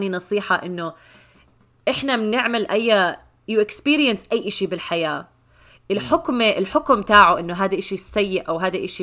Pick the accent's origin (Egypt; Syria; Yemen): Syria; انا سوري